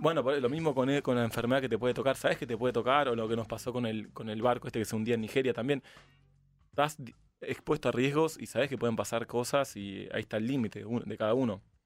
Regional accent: Argentina; venimos de Argentina

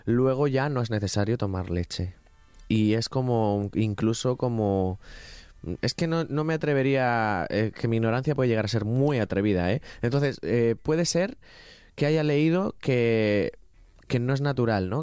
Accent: Ricote, Region of Murcia, Spain; yo me crié en Ricote

